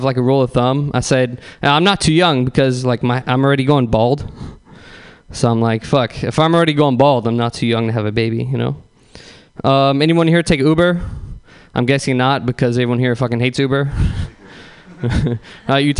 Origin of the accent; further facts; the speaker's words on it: San Bruno, California, United States; I'm actually from San Bruno.